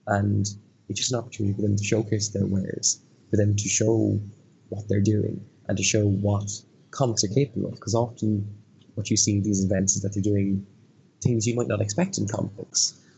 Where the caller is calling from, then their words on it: Dublin, Leinster, Ireland; I'm coming from Dublin in Ireland, and it is currently 1:05 in the morning.